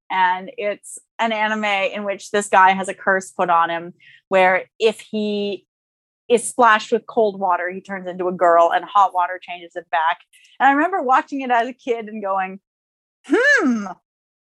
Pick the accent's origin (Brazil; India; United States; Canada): Canada